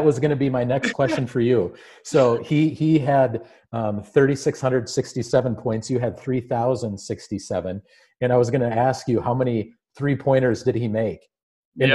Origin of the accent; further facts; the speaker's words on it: Aitkin, Minnesota, United States; So I'm a small town guy as well. I'm from Aiken, Minnesota. It's when I was growing up there, it was about 1700. Now it's about 2000.